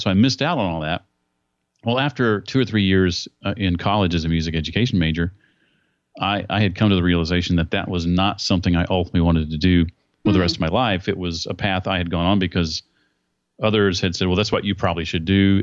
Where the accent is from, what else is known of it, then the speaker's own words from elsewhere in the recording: Indianapolis, Indiana, United States; my hometown of Indianapolis